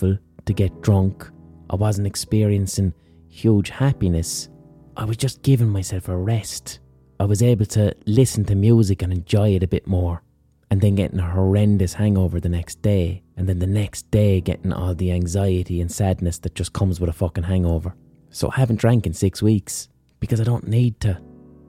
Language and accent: English; Ireland; A lot of us growing up in Ireland